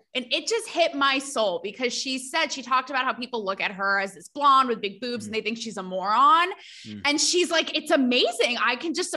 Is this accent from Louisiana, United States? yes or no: no; New Fairfield, Connecticut, United States; moved away as an adult; also born or lived in Los Angeles / Pennsylvania; I went to New Fairfield High School and then I went to Penn State